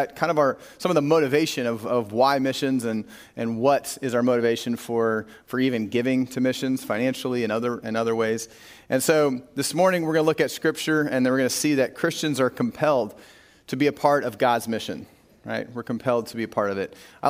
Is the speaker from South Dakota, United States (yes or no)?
yes; Corsica, South Dakota, United States; We drove north to Corsica, South Dakota, one of my hometown growing up.